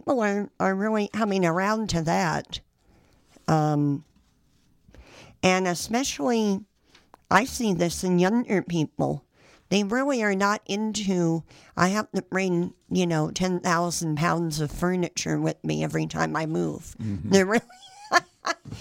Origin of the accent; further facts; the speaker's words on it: San Jose, California, United States; now in Sacramento, United States; I grew up in San Jose